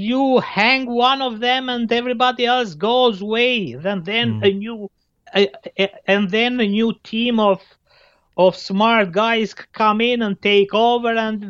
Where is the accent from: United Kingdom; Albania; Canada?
Albania; now in Belgium; I'm from Albania?